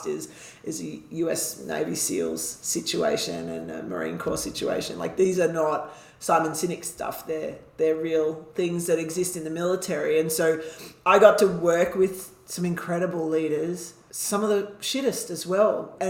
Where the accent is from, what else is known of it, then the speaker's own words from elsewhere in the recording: Canberra, Australian Capital Territory, Australia; moved away as an adult; we came back to Canberra, because it's my hometown